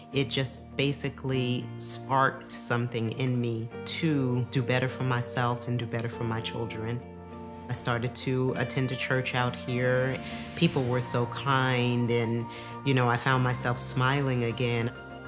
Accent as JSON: {"language": "English", "region": "New York", "country": "United States", "tie": "born or raised there", "said": "I grew up in New York."}